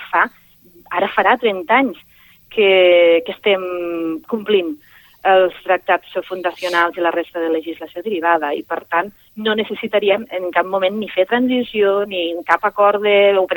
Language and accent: Catalan; Catalonia, Spain; som ciutadans catalans en, i també som, malgrat alguns ens pesi, i per imperatiu legal ciutadans espanyols i per aquest motiu ciutadans europeus